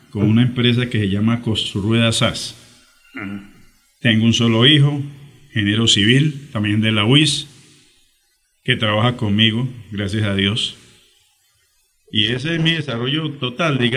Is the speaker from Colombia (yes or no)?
yes; Bucaramanga, Santander, Colombia; born there; Los dos apellidos me identifican como familia de la ciudad de Zapatoca, pero yo nací en Bucaramanga.